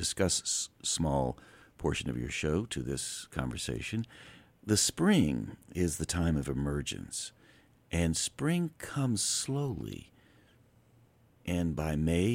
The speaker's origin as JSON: {"language": "English", "town": "Asheville", "region": "North Carolina", "country": "United States", "also_born_or_lived": "Taos, New Mexico", "said": "I am from Asheville."}